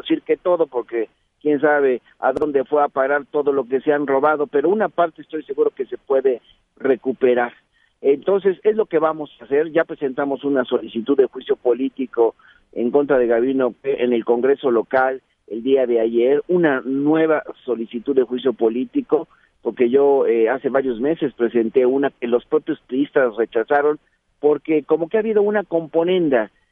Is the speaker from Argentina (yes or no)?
no; Oaxaca, Mexico